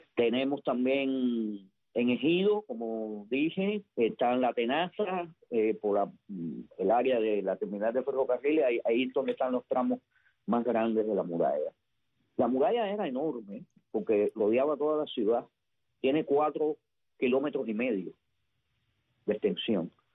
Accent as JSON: {"language": "Spanish", "region": "Havana", "country": "Cuba", "tie": "born or raised there", "said": "Yo recuerdo joven, yo vivía en, en Vedado"}